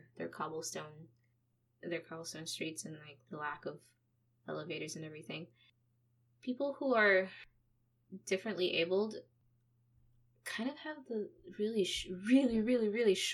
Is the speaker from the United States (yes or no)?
no; Philippines; now in Canada; I'm Canadian, but I grew up in the Philippines